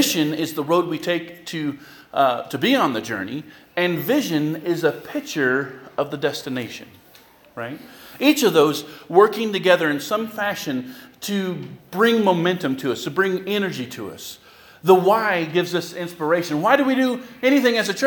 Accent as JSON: {"language": "English", "region": "California", "country": "United States", "moved": "as an adult", "lives_now": "Lorain, United States", "said": "I'm from California"}